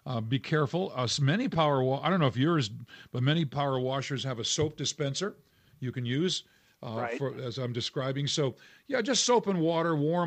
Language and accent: English; New England, United States; now in Colorado, United States; I grew up in New England